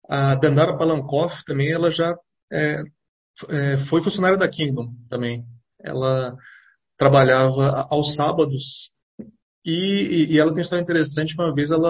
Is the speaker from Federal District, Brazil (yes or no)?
yes; Brasília, Federal District, Brazil; eu, Lima, Pedro e Ciro é, nascemos em Brasília